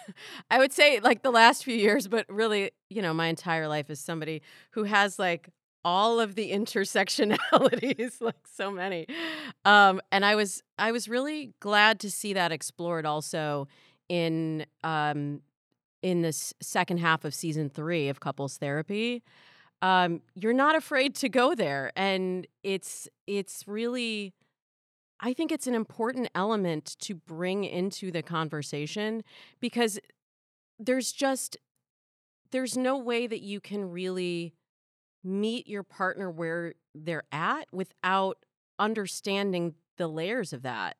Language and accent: English; Midwest, United States; I grew up in the Midwest